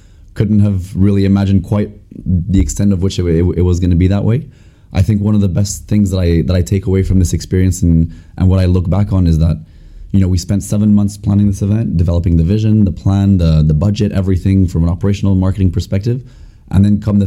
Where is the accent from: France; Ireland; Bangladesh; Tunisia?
France; moved away as an adult; also born or lived in United States / Scotland; I'm from France, S22 MBA